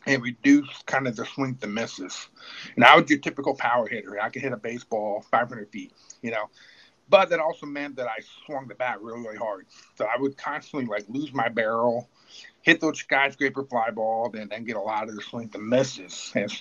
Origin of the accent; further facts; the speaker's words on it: Clearwater, Florida, United States; I grew up in Clearwater, Florida